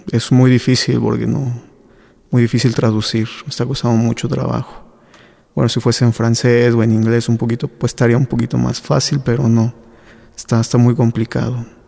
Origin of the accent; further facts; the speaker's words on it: San Esteban Atatlahuca, Oaxaca, Mexico; soy de un pueblito, de una mixteca alta. Se llama alta porque es de montañas. Entonces, ahí nací